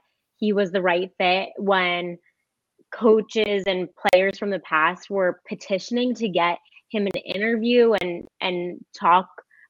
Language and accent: English; Florida, United States; growing up in Florida, we had, you know, you're either a Miami fan or a Florida State fan or a Florida fan.